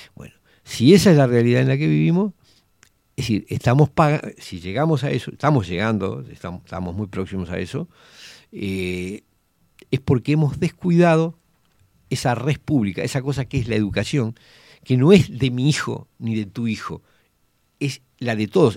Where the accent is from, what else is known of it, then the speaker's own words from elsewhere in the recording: Montevideo, Uruguay; yo me crié en Villa Española